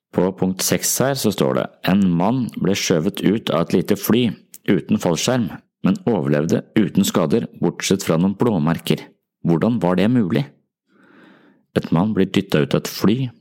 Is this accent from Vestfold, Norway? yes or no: yes; Tønsberg, Vestfold, Norway; moved away; tilbake til Tønsberg, som altså er min hjemby